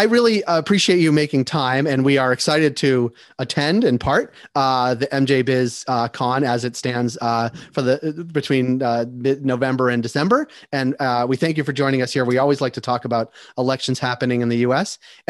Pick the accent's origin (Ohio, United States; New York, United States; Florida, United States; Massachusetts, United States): Massachusetts, United States; I'm from Massachusetts